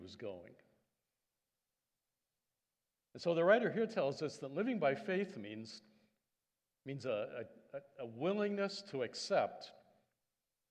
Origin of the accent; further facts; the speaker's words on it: Indiana, United States; moved away as an adult; also born or lived in Canada; I'm an American Canadian, so that was back in middle America, state of Indiana